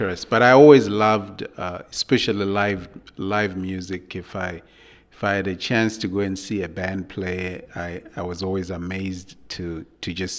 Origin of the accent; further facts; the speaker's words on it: Zimbabwe; moved away as an adult; also born or lived in London, United Kingdom; I moved to London to pursue my education. I was coming from Zimbabwe